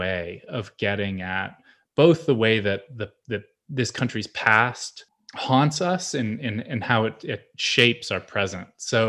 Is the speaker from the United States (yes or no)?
yes; Pennsylvania, United States; the received wisdom about that I sort of inherited growing up in Pennsylvania